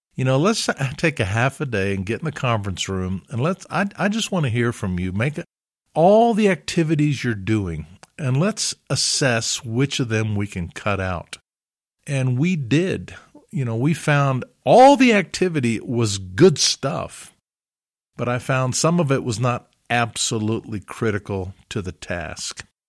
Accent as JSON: {"language": "English", "region": "Alabama", "country": "United States", "tie": "born or raised there", "said": "I grew up in Alabama"}